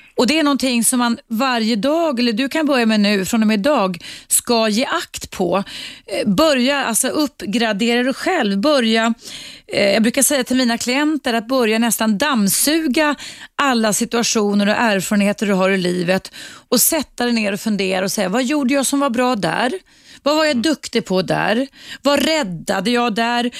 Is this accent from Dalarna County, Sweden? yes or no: yes; Dalarna County, Sweden; now in Stockholm, Sweden; som en svensk tjej från Dalarna faktiskt, där jag kommer ifrån